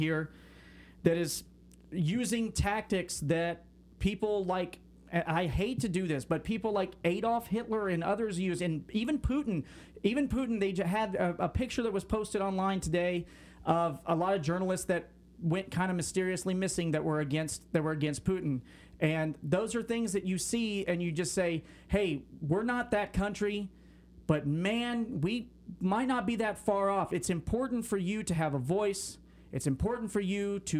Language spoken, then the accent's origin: English; United States